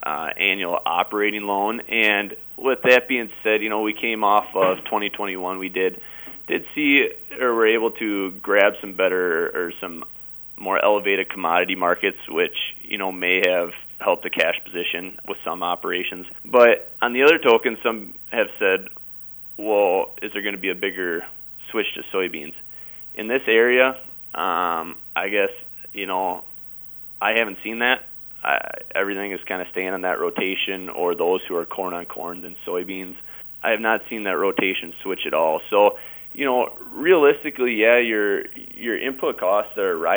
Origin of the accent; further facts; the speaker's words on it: Lake Crystal, Minnesota, United States; I'm from Lake Crystal, Minnesota. I grew up just about 5 miles south of town here